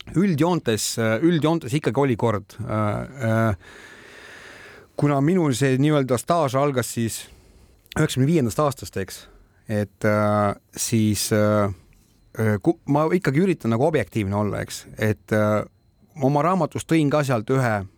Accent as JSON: {"language": "Estonian", "country": "Estonia", "said": "mina olen eestlane"}